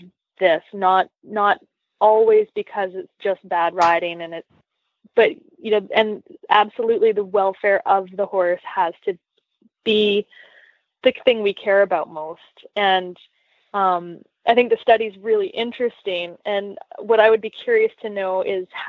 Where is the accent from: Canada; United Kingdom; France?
Canada; moved away; I grew up in Canada